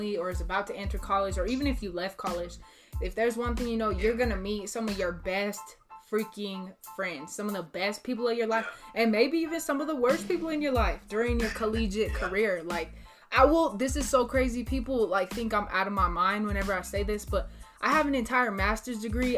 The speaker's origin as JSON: {"language": "English", "town": "Raton", "region": "New Mexico", "country": "United States", "tie": "born or raised there", "said": "I'm a small town kid from Raton, New Mexico"}